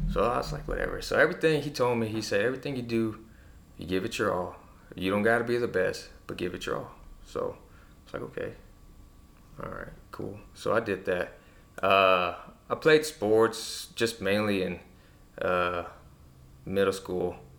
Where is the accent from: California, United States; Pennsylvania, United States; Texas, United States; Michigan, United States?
Texas, United States; Presidio; I'm from Presidio.